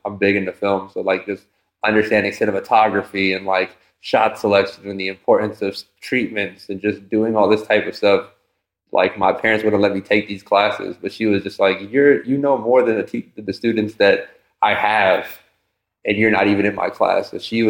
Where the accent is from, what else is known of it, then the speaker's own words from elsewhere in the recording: East Coast, United States; I'm from the East Coast, so battle rap is, culture is a thing.